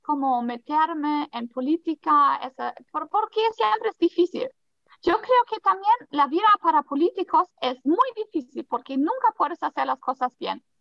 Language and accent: Spanish; Germany; Spanish is a second language; moved away as an adult; also born or lived in Colombia; ahora en Alemania, pues yo nací acá, pero nunca me sentí muy alemana